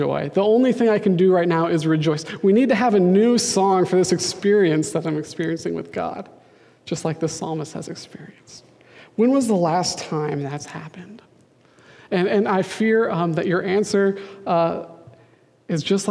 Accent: Denver, Colorado, United States; now in Seattle, United States; I'm from Denver

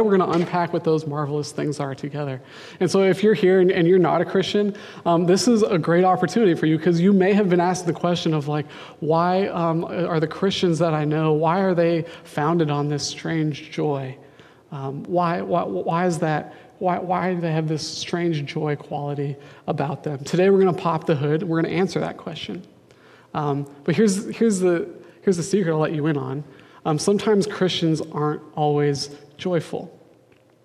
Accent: Denver, Colorado, United States; now in Seattle, United States; I'm from Denver

